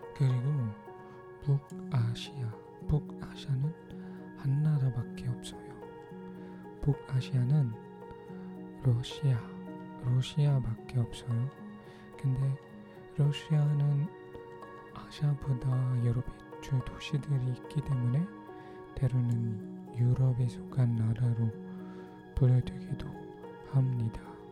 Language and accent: Korean; Philippines; Korean is a second language; 저는 필리핀 사람이에요